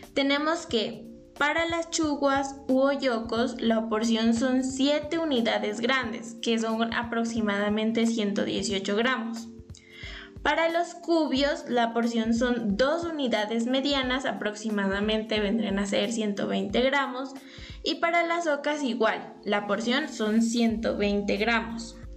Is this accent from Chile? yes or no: no; Colombia; Como colombianos